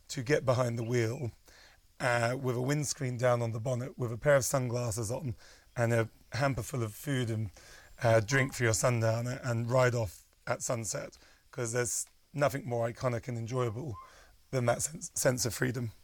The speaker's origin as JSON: {"language": "English", "country": "United Kingdom", "moved": "as an adult", "lives_now": "Kenya", "said": "I'm British"}